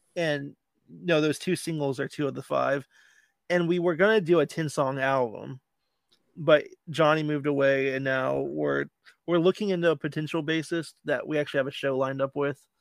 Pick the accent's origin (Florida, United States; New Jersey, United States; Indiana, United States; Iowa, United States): Florida, United States; Land O' Lakes; Land Lakes is my hometown.